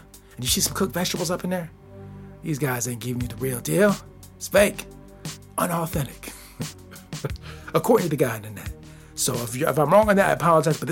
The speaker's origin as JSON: {"language": "English", "country": "United States", "said": "I'm not from France. I'm from the United States of America"}